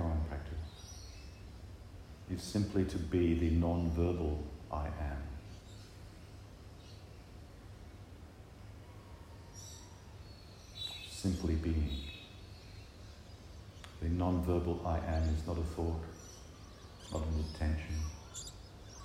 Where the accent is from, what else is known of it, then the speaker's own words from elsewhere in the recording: Manchester, North West England, United Kingdom; I was born in England, I grew up in Manchester.